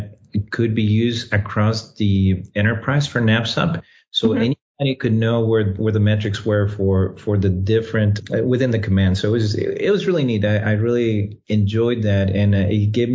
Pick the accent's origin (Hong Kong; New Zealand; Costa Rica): Costa Rica; moved away as an adult; also born or lived in Washington, D.C.; now in United States; I was born and raised in Costa Rica